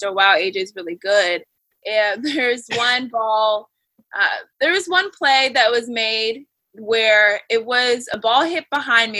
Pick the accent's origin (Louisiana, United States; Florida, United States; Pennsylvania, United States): Florida, United States; I grew up in Florida